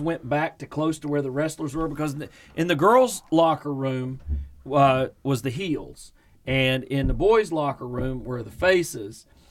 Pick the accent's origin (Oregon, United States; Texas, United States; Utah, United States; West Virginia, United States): West Virginia, United States; Gilbert; which were the closest towns to where I grew up in Gilbert.